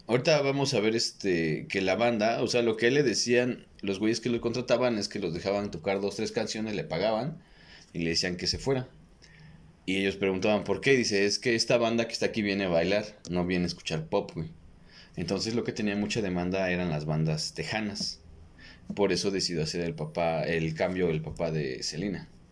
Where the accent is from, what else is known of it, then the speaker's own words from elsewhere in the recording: Mexico; en vez de que nos enfoquen como cultura mexicana